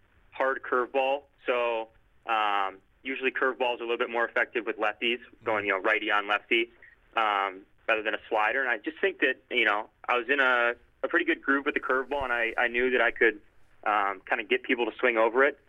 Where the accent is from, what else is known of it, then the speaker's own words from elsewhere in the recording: Detroit, Michigan, United States; Growing up in kind of Metro Detroit